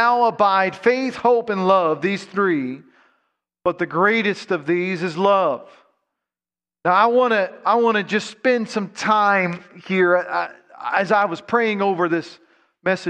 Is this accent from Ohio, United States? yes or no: yes; Ohio, United States; I'm from Ohio